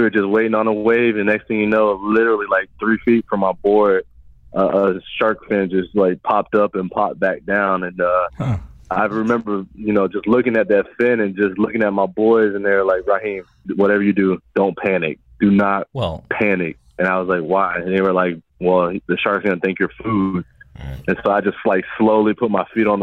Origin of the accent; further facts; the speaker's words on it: New Smyrna Beach, Florida, United States; I grew up in New Smyrna Beach, Florida